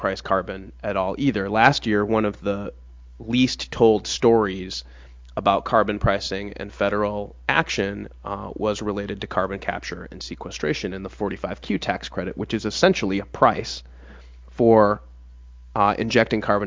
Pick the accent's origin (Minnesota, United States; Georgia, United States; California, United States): Minnesota, United States; moved away; I grew up in Minnesota